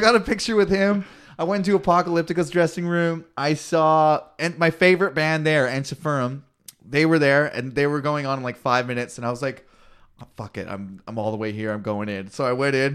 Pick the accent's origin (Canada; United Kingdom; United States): Canada